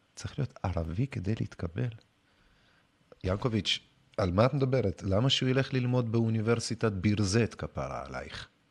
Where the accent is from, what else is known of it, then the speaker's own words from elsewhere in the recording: Russia; now in Israel; אני מגיע ממדינה, כאילו, מרוסיה